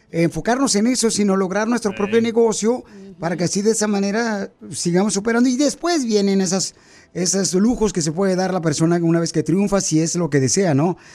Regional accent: Jalisco, Mexico; now in United States; porque aquí venimos de Jalisco a Estados Unidos.

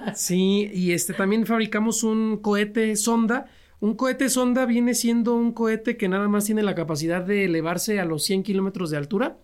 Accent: Nicolás Romero, State of Mexico, Mexico; also born or lived in San Luis Potosí; fui al municipio de Nicolás Romero, de donde yo soy, acá en el Estado de México

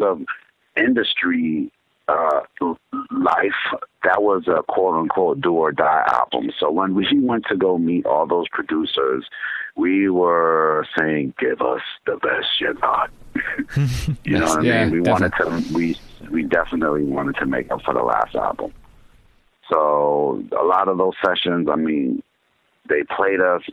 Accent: Jamaica; moved away; I'm from Jamaica and that's part of my thing where I came to the country.

